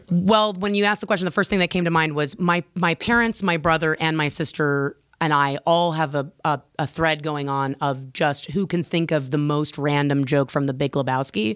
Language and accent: English; United States